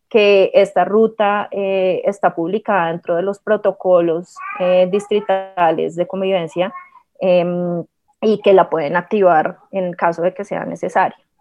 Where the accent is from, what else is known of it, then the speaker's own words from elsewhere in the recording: Colombia; nuestra identidad como pueblo, como nación, como colombianos